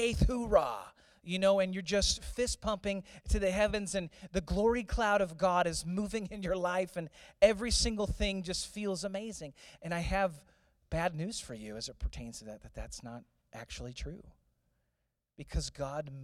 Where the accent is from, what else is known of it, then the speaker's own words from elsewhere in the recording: St. Louis, Missouri, United States; Growing up in St. Louis